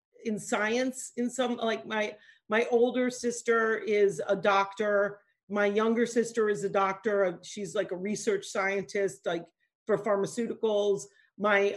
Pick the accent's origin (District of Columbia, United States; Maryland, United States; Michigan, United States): Maryland, United States; D.C.; moved away; also born or lived in Pennsylvania / New York; I grew up in right outside of Washington, D.C. And the D.C. line ran through my house.